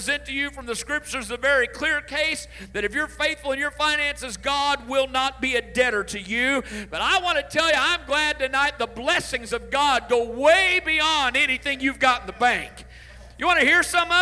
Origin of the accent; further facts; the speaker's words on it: Illinois, United States; I grew up in Illinois. That was home all my life, and all my growing up years